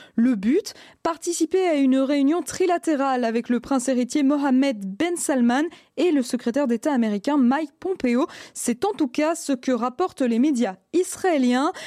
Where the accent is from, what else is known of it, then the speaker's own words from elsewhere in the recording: Belgium; chez nous en Belgique